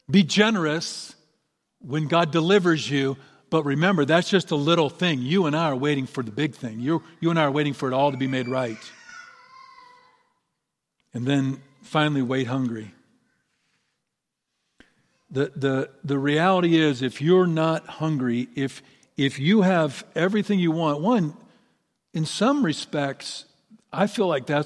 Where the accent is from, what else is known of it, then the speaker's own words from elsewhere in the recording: Ireland; And of course, I'm Irish, so that's not saying a lot, but still.